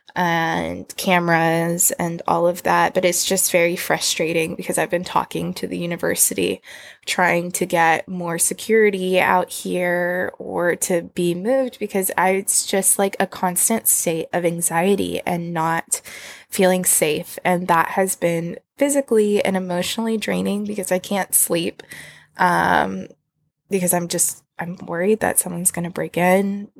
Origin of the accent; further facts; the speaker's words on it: Texas, United States; moved away; growing up in Texas